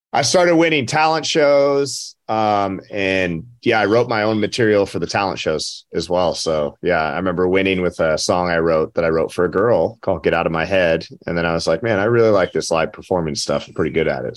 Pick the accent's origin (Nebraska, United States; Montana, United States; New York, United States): Montana, United States; Butte; now in Nashville, United States; my hometown